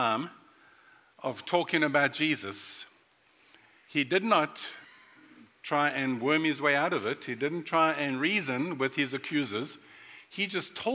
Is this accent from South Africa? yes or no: yes; Durban, KwaZulu-Natal, South Africa; moved away as an adult; also born or lived in North Carolina, United States; now in Florida, United States; I was born and raised in South Africa